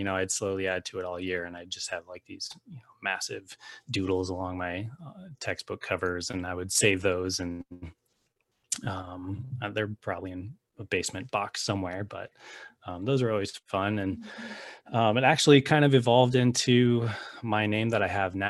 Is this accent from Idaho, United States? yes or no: no; Littleton, Colorado, United States; moved away as an adult; also born or lived in Denver, Colorado; now in Los Angeles, United States; I currently live in Los Angeles, California, but I was born and raised in Denver, Colorado, a little sub area named Littleton. That's where I grew up.